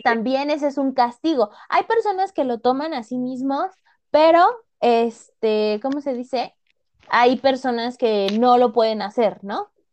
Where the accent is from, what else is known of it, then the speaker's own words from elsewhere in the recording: Mexico; nosotros como mexicanos